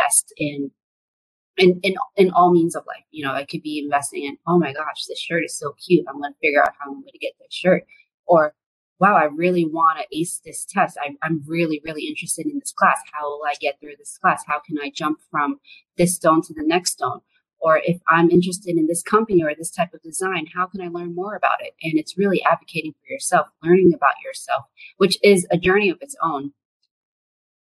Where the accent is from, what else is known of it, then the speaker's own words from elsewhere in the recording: New York City, New York, United States; English is a second language; now in Washington, D.C., United States; I grew up in Brooklyn. I didn't speak English when I went to school. a lot of people don't expect me to have English as my second language